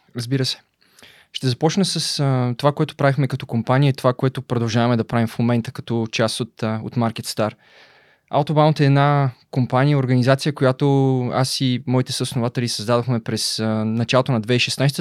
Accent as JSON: {"language": "Bulgarian", "town": "Belitsa", "region": "Blagoevgrad Province", "country": "Bulgaria", "tie": "born or raised there", "also_born_or_lived": "Razlog", "said": "Роден съм в Разлог през 89-та. Първите 14 години от живота си съм прекарал в Белица"}